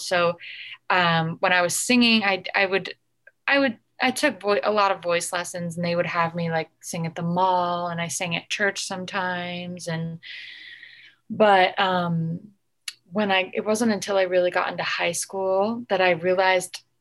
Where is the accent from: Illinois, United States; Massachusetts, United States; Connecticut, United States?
Connecticut, United States; now in Los Angeles, United States; I was born and raised in Connecticut